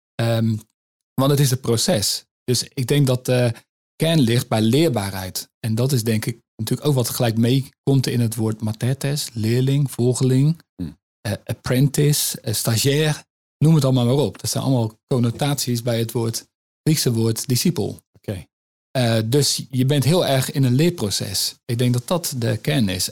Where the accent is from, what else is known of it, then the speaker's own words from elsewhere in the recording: Netherlands; als Nederlanders